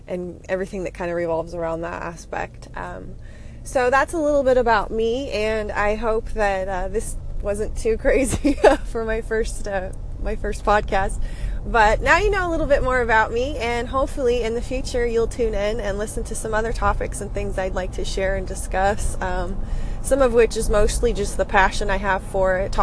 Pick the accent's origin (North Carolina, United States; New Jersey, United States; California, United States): California, United States; Sacramento Valley; I grew up in the Sacramento Valley, California